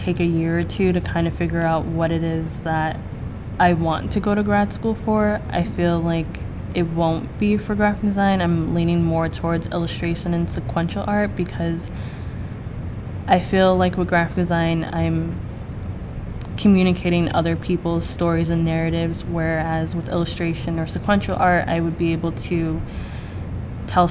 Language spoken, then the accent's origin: English; Rhode Island, United States; moved away as an adult; now in Boston, United States; I'm from Rhode Island, so I'm not too far away from home.